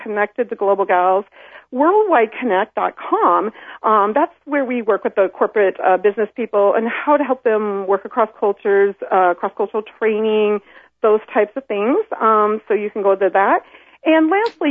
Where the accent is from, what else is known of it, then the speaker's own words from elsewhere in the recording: Iowa, United States; moved away as an adult; also born or lived in Sydney, Australia; I spent my whole life trying to get out of Iowa. I grew up here